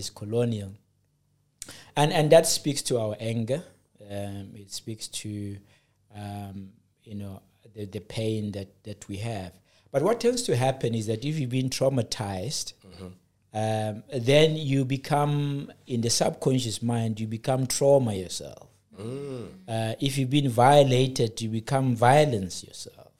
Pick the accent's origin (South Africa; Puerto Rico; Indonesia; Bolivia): South Africa; I come from the plateau of South Africa.